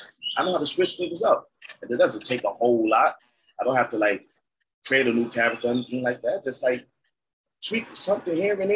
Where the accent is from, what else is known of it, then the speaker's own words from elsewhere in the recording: New York, United States; People love when they find out I'm from New York.